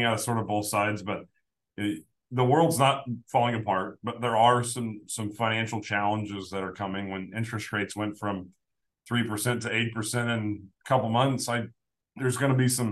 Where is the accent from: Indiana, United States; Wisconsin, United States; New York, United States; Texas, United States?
Indiana, United States; Evansville; I'm from Evansville, Indiana